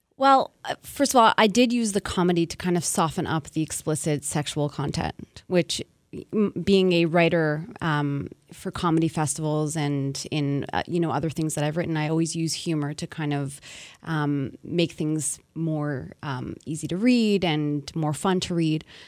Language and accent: English; Montreal, Quebec, Canada; born and raised in Montreal